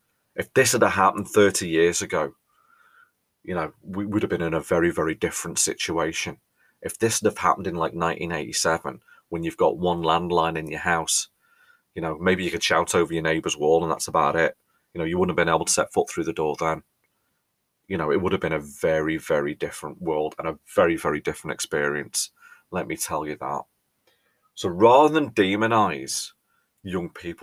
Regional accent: England, United Kingdom

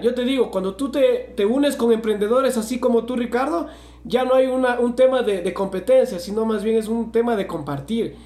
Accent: Loja, Ecuador; somos de Loja

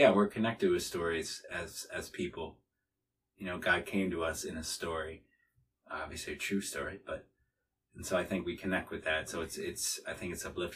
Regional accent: Watertown, Wisconsin, United States; I am from Watertown, Wisconsin, the birthplace of the first kindergarten

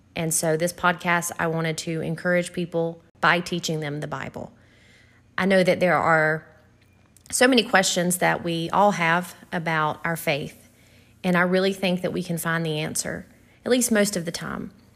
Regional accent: the South, United States; we're from the South

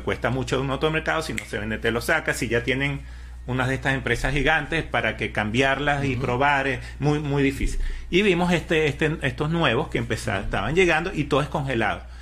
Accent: Venezuela; moved away as an adult; now in United States; toda mi vida trabajé en construcción en Venezuela

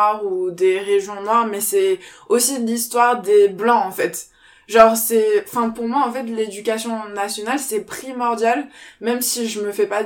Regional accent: France; j'ai grandi, enfin je suis née et j'ai grandi en France métropolitaine.

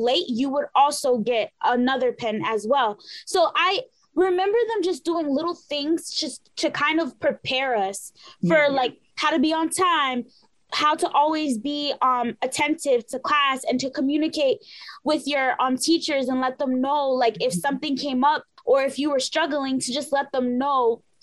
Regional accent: New York City, New York, United States; I grew up in Mott Haven, the South Bronx of the Bronx.

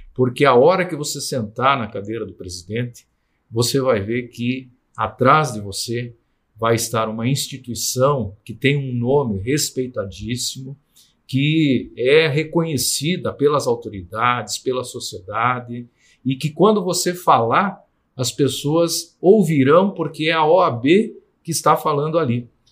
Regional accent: Brazil; eu sou oriundo do interior do, do Estado

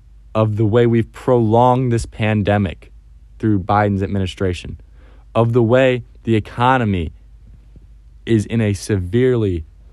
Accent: United States; I am an American who believes in the American dream.

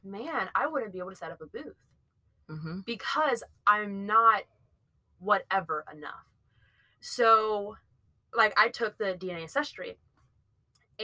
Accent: Georgia, United States; I was born in Georgia

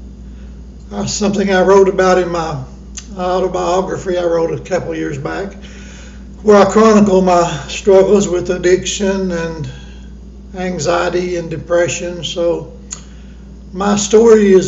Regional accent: Johnson City, Tennessee, United States; also born or lived in Kingsport, Tennessee; I was born in Kingsport, Tennessee, raised right here in Johnson City, Tennessee

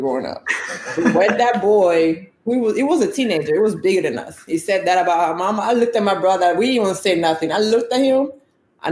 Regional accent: Italy; now in United States; I was born and raised in Italy. I'm Nigerian by blood, and I live in the U.S.

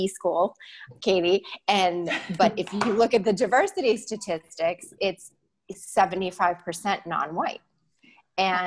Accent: Massachusetts, United States; I was raised in Massachusetts

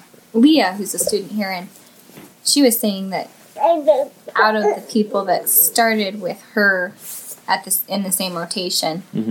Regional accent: South Dakota, United States; born or raised there; moved away

